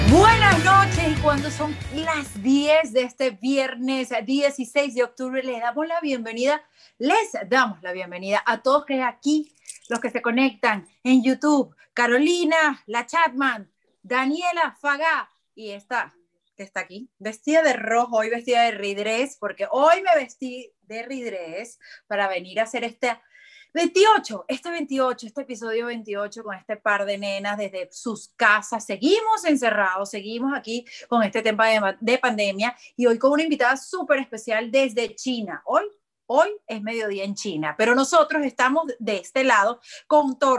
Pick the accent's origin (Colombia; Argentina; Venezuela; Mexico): Venezuela; born or raised there